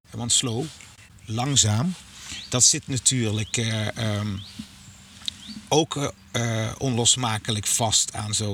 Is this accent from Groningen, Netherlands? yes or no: no; Limburg, Netherlands; En er zijn andere delen in het land. Eh, ook Midden-Limburg, waar ik vandaan kom, waar die ruilverkaveling eh, nog tot grootschalige